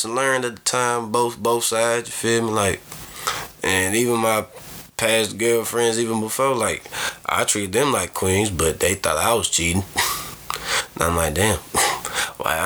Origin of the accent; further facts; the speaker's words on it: the South, United States; I'm from the South